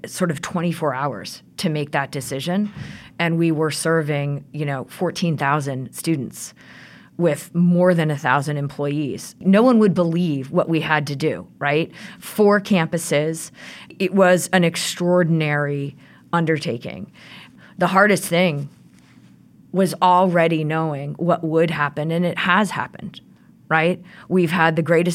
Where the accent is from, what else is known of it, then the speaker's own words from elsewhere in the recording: Midwest, United States; moved away as an adult; now in Rhode Island, United States; So I moved to Rhode Island 20 years ago. I'm a Midwesterner